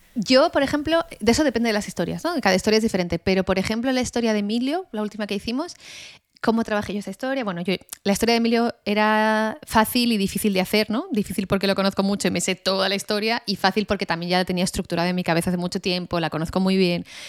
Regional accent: Spain; siendo española

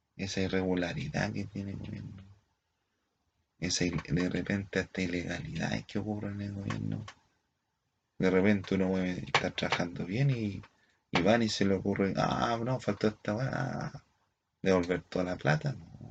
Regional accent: Chile; nosotros como somos chilenos

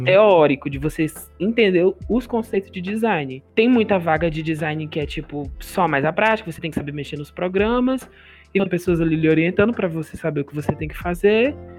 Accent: Fortaleza, Ceará, Brazil; todos nós somos de Fortaleza, né? Fortaleza, Ceará

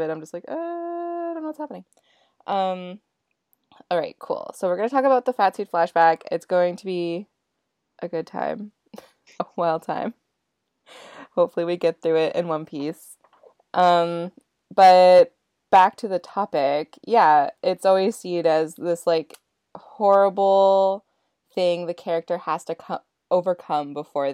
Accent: Dawson Creek, British Columbia, Canada; now in Vancouver, Canada; my hometown in Dawson Creek

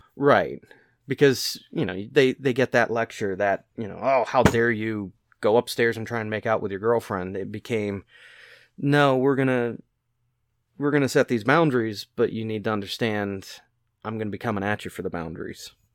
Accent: Western Pennsylvania, United States; I grew up in Western Pennsylvania

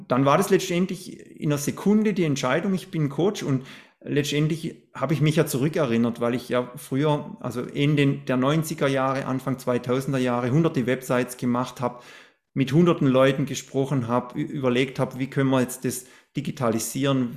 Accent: Black Forest, Baden-Württemberg, Germany; ich bin ja im Schwarzwald aufgewachsen. Ich wohne ja immer noch in, im Schwarzwald

